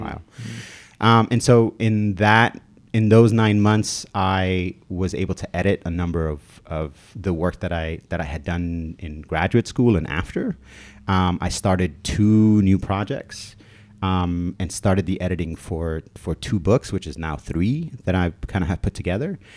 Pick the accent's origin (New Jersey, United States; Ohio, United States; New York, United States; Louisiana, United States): New York, United States; New York City; also born or lived in Dominican Republic / Albuquerque, New Mexico; I moved here from the Dominican Republic when I was eight years old. Um, and I moved to Williamsburg, Brooklyn